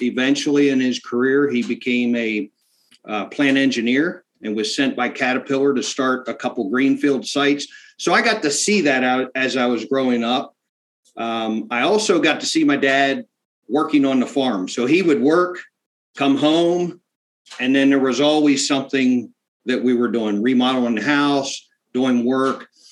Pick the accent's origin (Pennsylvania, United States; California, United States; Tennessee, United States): Pennsylvania, United States; South Central; my dad bought a little farm farm uh, in South Central Pennsylvania